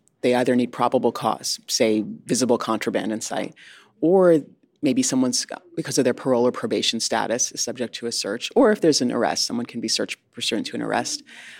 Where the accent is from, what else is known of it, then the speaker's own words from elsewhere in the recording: Connecticut, United States; moved away; But I grew up in Connecticut, so I say Kajavi.